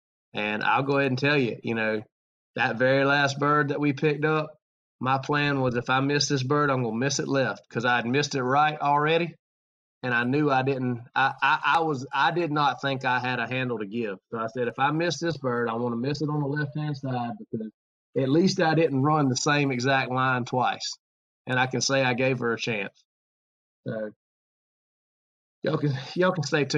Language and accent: English; Georgia, United States; man, I'm from Georgia and it gets cold out there and I don't know if I'm going to make it.